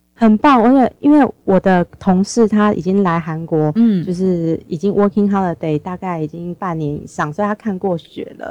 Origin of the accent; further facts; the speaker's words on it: Taipei, Taiwan; moved away as an adult; now in South Korea; 我是台北人，我住新北市